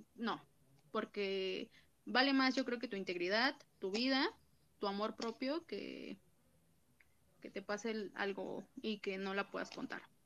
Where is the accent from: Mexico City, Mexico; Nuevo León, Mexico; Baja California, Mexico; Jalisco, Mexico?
Mexico City, Mexico; yo soy de CDMX